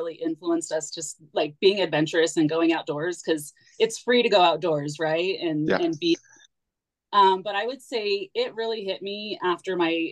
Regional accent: Phoenix, Arizona, United States; I was from Phoenix

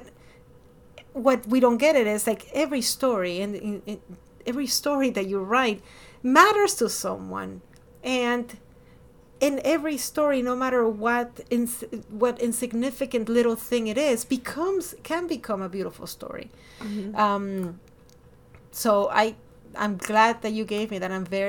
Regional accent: Miami, Florida, United States; born there; also born or lived in Ecuador; I was born in Miami, but I lived in Ecuador for over a decade. And when I came here, I was like, you're not Hispanic enough, and you're not American enough.

